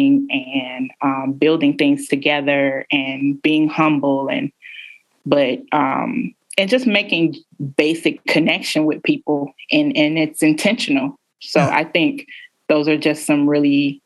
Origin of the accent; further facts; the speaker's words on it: Chicago, Illinois, United States; moved away as an adult; now in Baltimore, United States; I am originally from Chicago